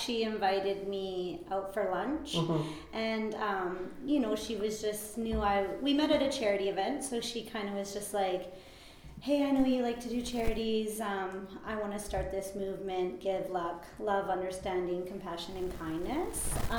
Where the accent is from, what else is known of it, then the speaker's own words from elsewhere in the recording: Vernon, British Columbia, Canada; also born or lived in Pittsburgh; I'm born and raised in Vernon.